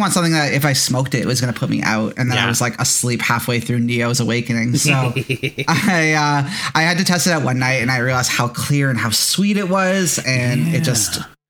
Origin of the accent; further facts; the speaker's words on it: Mississauga, Ontario, Canada; That's my hometown.